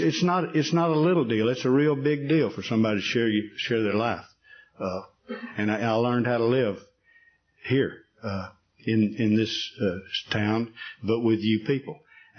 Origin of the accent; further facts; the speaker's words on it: Atlanta, Texas, United States; moved away as an adult; also born or lived in Dallas, Texas; now in Alaska, United States; as a young person in Atlanta, Texas, which is my hometown.